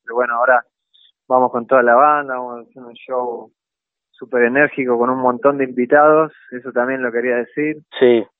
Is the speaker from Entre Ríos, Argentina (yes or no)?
yes; Concordia, Entre Ríos, Argentina; moved away as an adult; also born or lived in Rosario; nací en Rosario, pero me crié en Entre Ríos, me crié en Concordia.